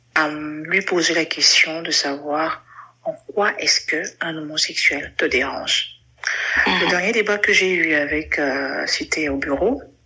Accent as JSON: {"language": "French", "country": "Cameroon", "said": "je suis camerounaise"}